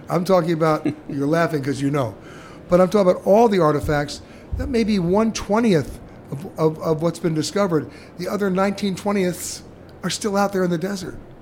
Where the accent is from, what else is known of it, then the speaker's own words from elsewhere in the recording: New York, United States; I'm from New York